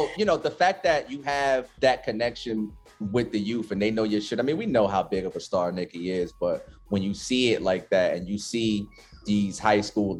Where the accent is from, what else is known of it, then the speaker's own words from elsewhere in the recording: New York City, New York, United States; Well, look, as a New Yorker, right?